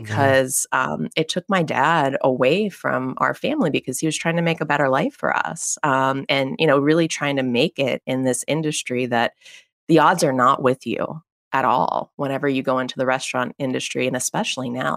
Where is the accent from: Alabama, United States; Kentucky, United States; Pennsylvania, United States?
Pennsylvania, United States; McKees Rocks; I'm from a very small suburb in, uh, Pittsburgh, Pennsylvania. It's called McKees Rocks, P